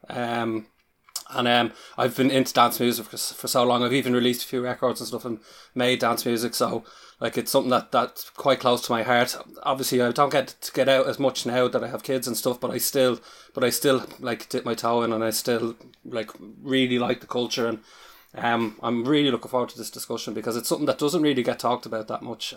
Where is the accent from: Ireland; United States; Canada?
Ireland; accent: Irish; you can probably tell from my accent, accent that I'm Irish